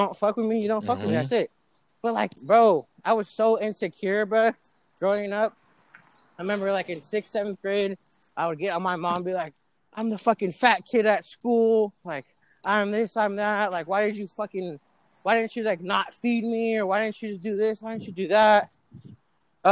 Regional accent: Pleasant Hill, California, United States; growing up in Pleasant Hill

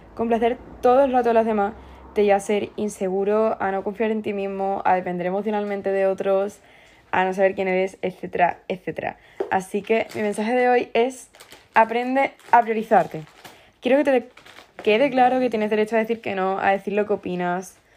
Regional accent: Andalusia, Spain; soy andaluza

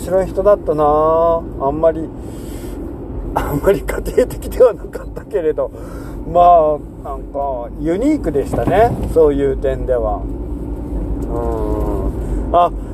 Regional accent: Imabari, Ehime, Japan; now in Ōda, Japan; 僕が生まれ育ったのはその島でしょしかも瀬戸内海なんで

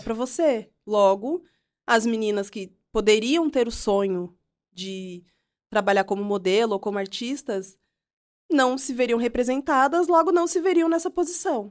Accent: Piracicaba, São Paulo, Brazil; eu cresci em nasci e uhum. cresci em Piracicaba, na né, interior de São Paulo.

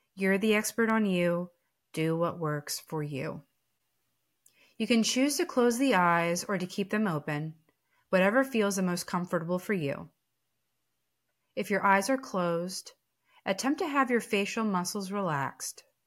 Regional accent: East Coast, United States; I'm from the East Coast, so we tend to be a little sarcastic.

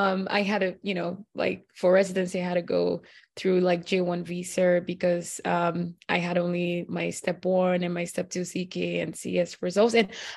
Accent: Nigeria; moved away as an adult; also born or lived in Caribbean; now in United States; I'm from Nigeria. And so anyway, I went to medical school in the Caribbean and did my residency, you know, came over here to do my residency.

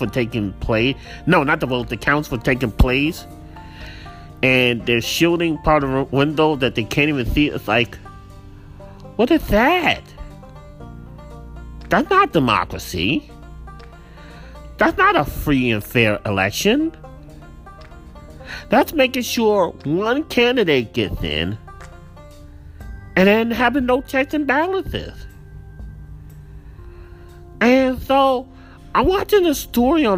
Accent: United States; as an American citizen

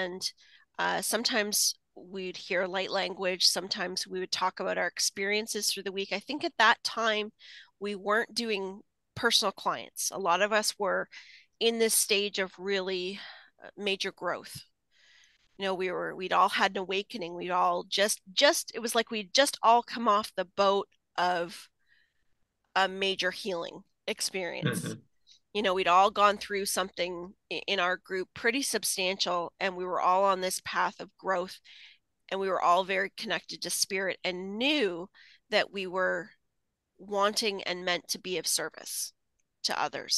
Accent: Canada; accent: Canadian; he does cut me up with my Canadian accent and my aboot and A's and all those things that I say

